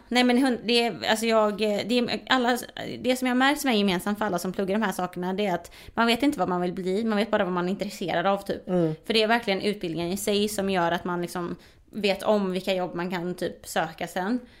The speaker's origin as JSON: {"language": "Swedish", "country": "Sweden", "said": "jag är svensk"}